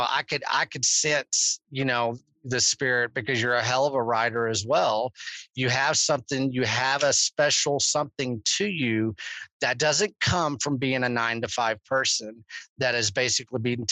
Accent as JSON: {"language": "English", "region": "Texas", "country": "United States", "said": "I'm freaking Texan"}